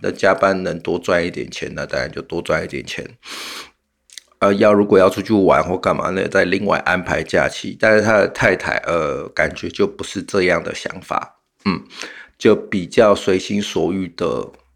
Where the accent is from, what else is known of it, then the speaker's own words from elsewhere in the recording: Taiwan; 我们台湾人民